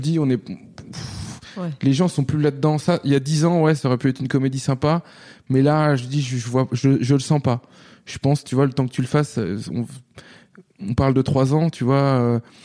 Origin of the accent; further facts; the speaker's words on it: Nantes, Pays de la Loire, France; moved away as an adult; also born or lived in London, United Kingdom; now in Paris, France; quand j'ai grandi à Nantes